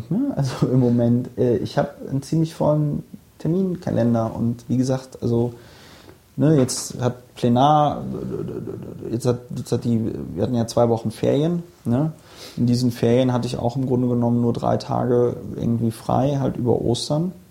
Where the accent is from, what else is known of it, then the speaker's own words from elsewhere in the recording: Bonn, North Rhine-Westphalia, Germany; also born or lived in Palatinate; Ich bin, ich bin in Bonn aufgewachsen.